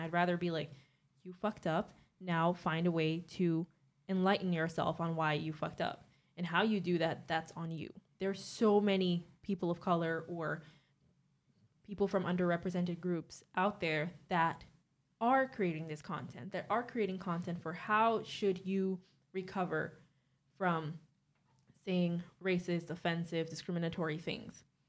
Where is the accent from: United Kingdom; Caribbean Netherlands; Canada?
Caribbean Netherlands; moved away as an adult; now in Netherlands; I'm twenty-three years old, and I'm from Bonaire. I've lived in the Netherlands for four years now